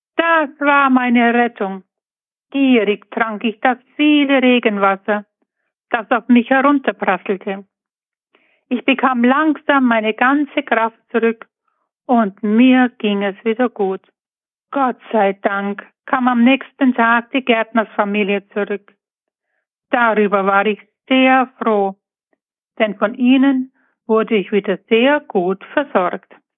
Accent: Buchloe, Bavaria, Germany; ich komme aus Buchlohe im Ostallgäu

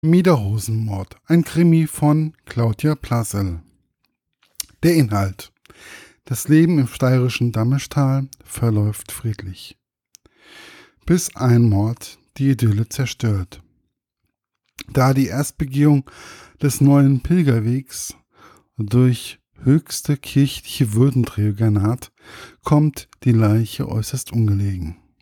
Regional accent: Germany; Als Deutscher

